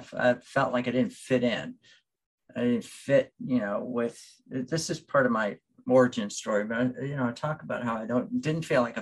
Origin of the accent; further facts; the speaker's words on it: Cuba; now in United States; I was born in Cuba